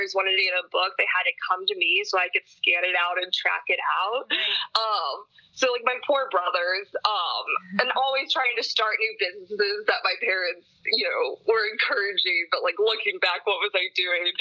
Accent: St. Louis, Missouri, United States; moved away; I grew up in St. Louis and lived there my entire childhood.

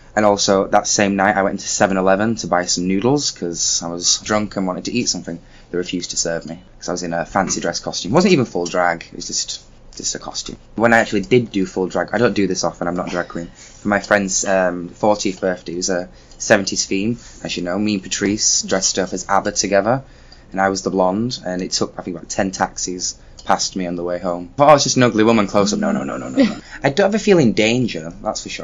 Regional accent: United Kingdom; now in Shenzhen, China; I am from the United Kingdom. Currently, I live in Shenzhen, China.

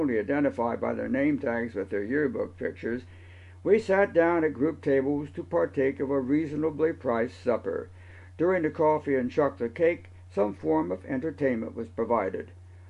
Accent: Kokomo, Indiana, United States; moved away; my hometown of Kokomo, Indiana.

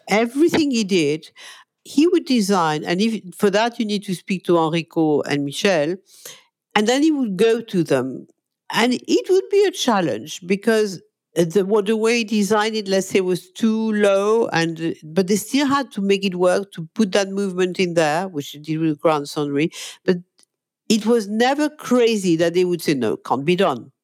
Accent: Monaco; moved away as an adult; now in London, United Kingdom; I'm a Monegasque, okay? I come from Monaco

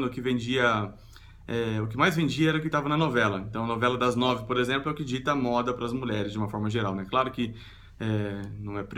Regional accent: Sorocaba, São Paulo, Brazil; eu nasci em São Paulo e mudei para Sorocaba, que é uma cidade no interior de São Paulo.

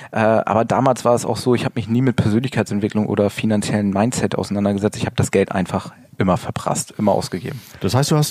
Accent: Gnarrenburg, Lower Saxony, Germany; now in Hanover, Germany; komme äh, nicht gebürtig aus Hannover. Ich bin äh, komme vom Land wirklich oben zwischen Bremen und Hamburg, kleines Örtchen namens Gnarrenburg und äh, ich wohne erst seit anderthalb Jahren hier in äh, Hannover.

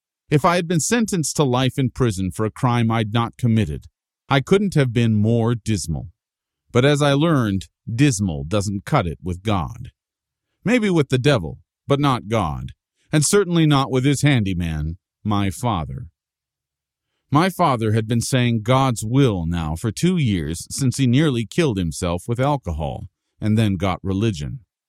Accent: Paterson, New Jersey, United States; I had the plane pick up and carry my hometown of Patterson to an Iowa cornfield so it could be the second largest city in that state, a step up from third place in New Jersey.

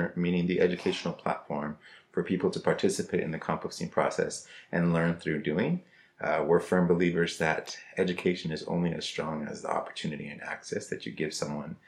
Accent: Los Angeles, California, United States; also born or lived in Miami, Florida; born and raised in Los Angeles

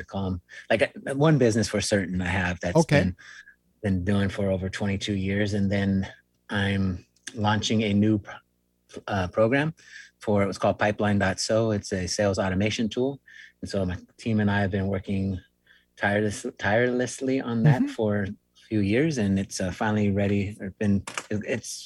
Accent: Long Beach, California, United States; moved away as an adult; I am actually originally from Southern California. That's where I spent the majority of my life, over near in Long Beach, near Huntington Beach, Seal Beach, that kind of area

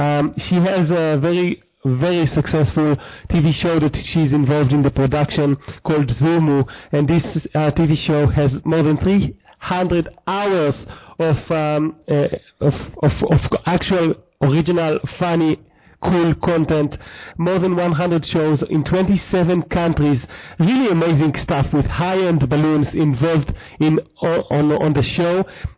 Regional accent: New Zealand; because I'm a Kiwi … you're a Kiwi.

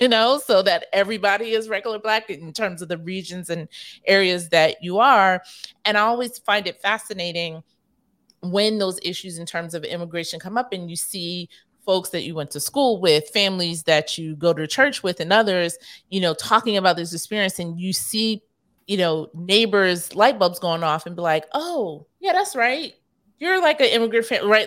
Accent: New York, United States; I grew up primarily in New York

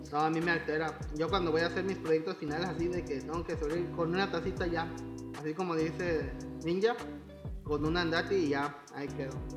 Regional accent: Veracruz, Mexico; soy de Veracruz.

